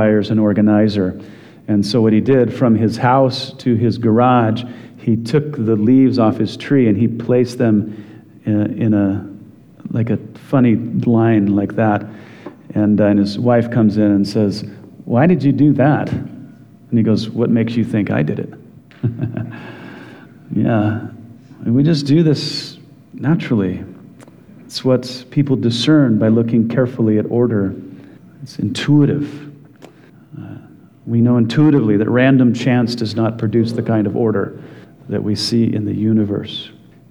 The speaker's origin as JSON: {"language": "English", "region": "Wyoming", "country": "United States", "tie": "born or raised there", "said": "growing up in Wyoming"}